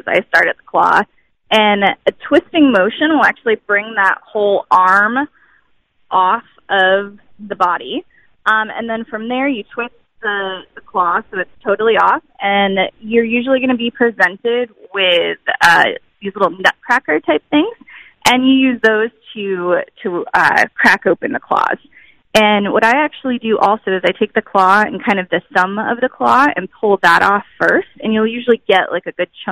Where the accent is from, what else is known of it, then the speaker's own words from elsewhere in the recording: New England, United States; moved away as an adult; also born or lived in Texas; I grew up in New England